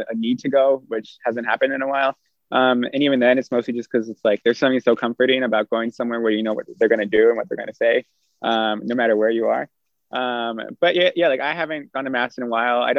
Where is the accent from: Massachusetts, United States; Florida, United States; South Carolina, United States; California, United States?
California, United States; Southern; I am really grateful I grew up in SoCal